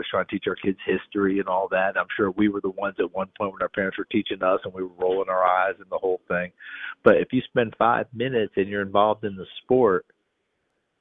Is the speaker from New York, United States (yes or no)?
yes; New York, United States; moved away; also born or lived in East Tennessee; I was born in East Tennessee, grew up in New York State